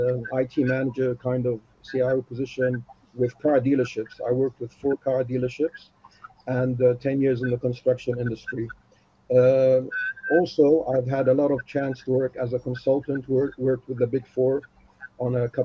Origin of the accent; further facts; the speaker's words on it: Kuwait; moved away; also born or lived in Saudi Arabia / Dubai / Bahrain / Boston; I was raised and born in the Middle East, in Kuwait most of my life